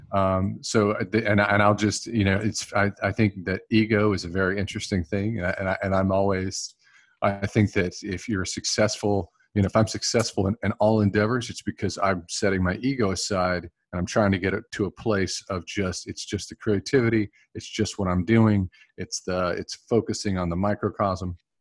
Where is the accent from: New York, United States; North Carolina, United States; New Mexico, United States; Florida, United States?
North Carolina, United States; Gastonia; I grew up in Gastonia, North Carolina.